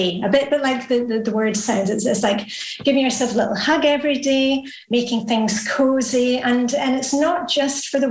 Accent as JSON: {"language": "English", "town": "Edinburgh", "region": "Scotland", "country": "United Kingdom", "also_born_or_lived": "Luxembourg", "moved": "as an adult", "lives_now": "Denmark", "said": "I'm from Edinburgh in Scotland."}